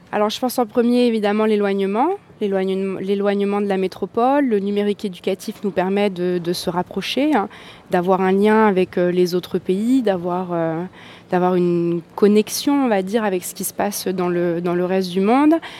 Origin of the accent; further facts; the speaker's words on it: French Polynesia; chez nous, en Polynésie